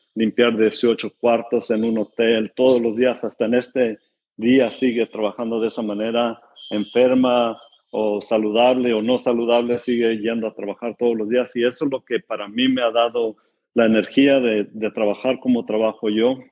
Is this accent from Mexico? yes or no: no; California, United States; tengo 37 años y nací en California